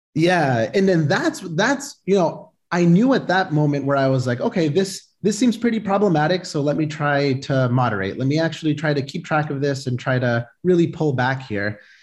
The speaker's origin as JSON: {"language": "English", "town": "Boston", "region": "Massachusetts", "country": "United States", "tie": "born or raised there", "said": "I was born here, uh, born and raised in Boston"}